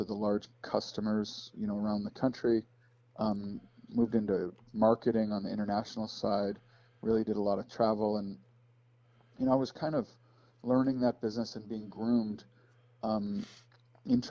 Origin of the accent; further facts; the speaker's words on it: Chicago, Illinois, United States; I grew up outside Chicago, Illinois.